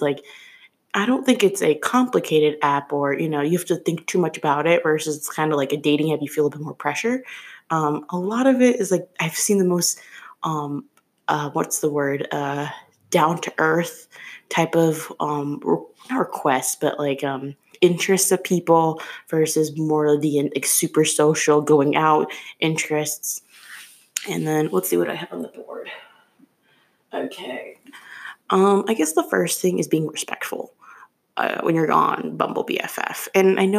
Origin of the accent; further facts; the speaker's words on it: Chicago, Illinois, United States; moved away as an adult; now in Philadelphia, United States; I'm originally from Chicago, and I moved to Philly like 2 years ago. And I use this app in Chicago as well, even though that's where I was born and raised